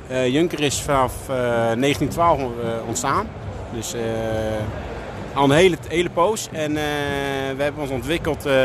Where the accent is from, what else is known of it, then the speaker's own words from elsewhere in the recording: Veenendaal, Utrecht, Netherlands; ik kom zelf uit Veenendaal